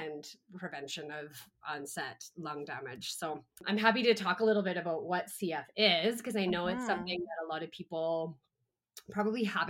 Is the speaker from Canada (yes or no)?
yes; Calgary, Alberta, Canada; I was born and raised in Calgary in Canada